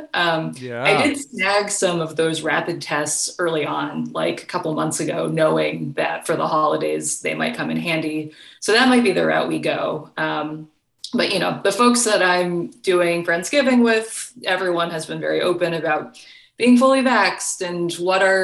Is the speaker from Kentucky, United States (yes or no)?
yes; Kentucky, United States; moved away; I am originally from Kentucky